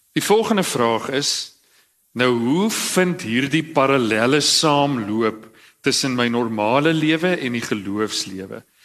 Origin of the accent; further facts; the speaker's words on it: Cradock, Eastern Cape, South Africa; ek kom uit Kraddock uit.